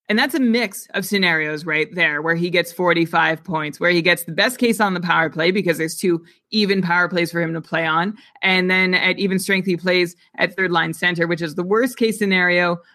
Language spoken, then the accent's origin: English; Canada; I'm Canadian